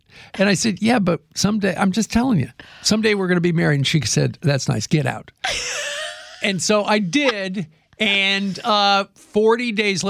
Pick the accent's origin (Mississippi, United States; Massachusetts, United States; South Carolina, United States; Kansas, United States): Kansas, United States; See, I grew up in Kansas where let me put it this way.